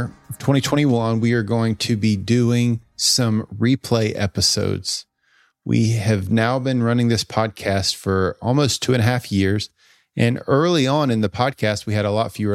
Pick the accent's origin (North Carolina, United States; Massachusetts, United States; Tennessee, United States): North Carolina, United States; Greenville; grew up in Greenville, North Carolina